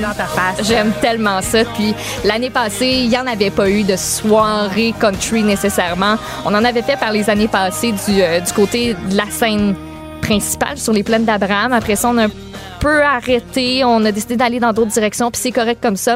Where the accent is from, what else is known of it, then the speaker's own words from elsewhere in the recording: Quebec City, Quebec, Canada; chez nous à Québec